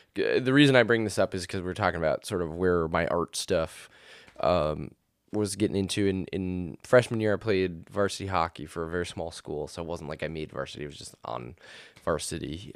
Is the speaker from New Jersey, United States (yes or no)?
no; Martell, Wisconsin, United States; I originally was born in what is the tiny township of Martell, Wisconsin.